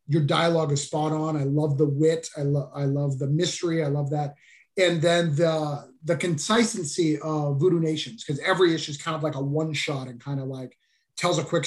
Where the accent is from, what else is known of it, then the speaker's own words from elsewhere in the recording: New Hampshire, United States; moved away; this book is actually set in my hometown